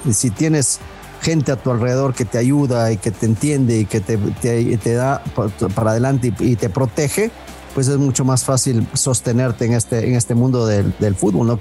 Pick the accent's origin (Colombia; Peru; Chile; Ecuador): Ecuador